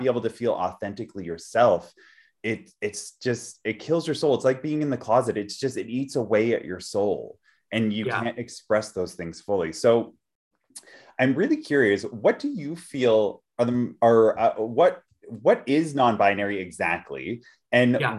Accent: Vancouver, British Columbia, Canada; I grew up in Vancouver, like in Canada, Vancouver

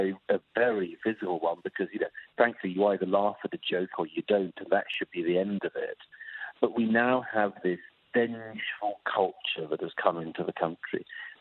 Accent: United Kingdom; moved away; my home country, in the UK

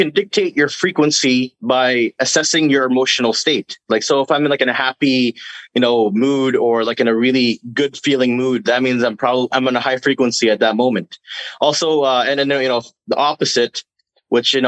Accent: Philippines; now in Canada; I'm from the Philippines, and my grandfather comes from the northern region where the natives

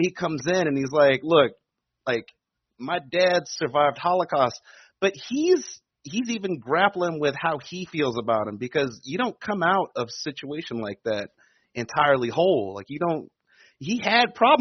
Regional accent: Prince George's County, outside Washington D.C., Maryland, United States; I'm right outside of Washington D.C. So, I Prince George's County

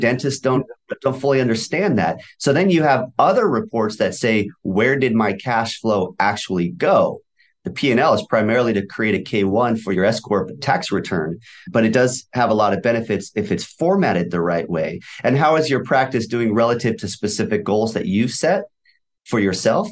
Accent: Valencia, California, United States; also born or lived in Thousand Oaks; I grew up in Valencia, which is probably thirty minutes away from you also

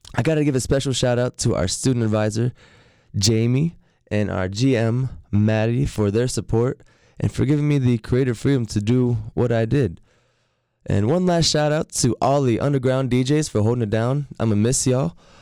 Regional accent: Norfolk, Virginia, United States; moved away as an adult; now in Raleigh, United States; moving back to my hometown of Norfolk, Virginia

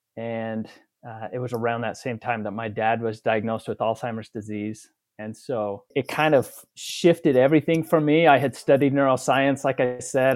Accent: Utah, United States; also born or lived in Chicago / Texas; I'm from Utah

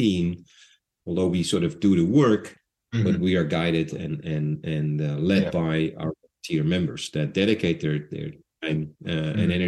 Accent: Netherlands; I'm Dutch

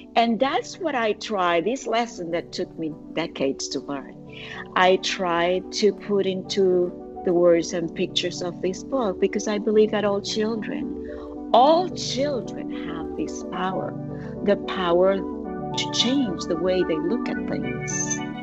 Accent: Puerto Rico; moved away as an adult; now in United States; I was born and raised in Puerto Rico, parents from Argentina, grandmother from Uruguay, married to the son of a Cuban, tons of friends from all over Latin America, and living in the US for the past 40 years

